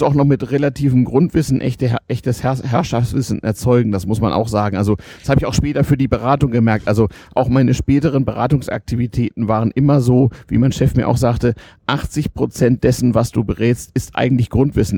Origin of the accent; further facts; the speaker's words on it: Germany; moved away as an adult; also born or lived in Sweden; man als Deutscher damals ja Ausländer erster Klasse in Schweden war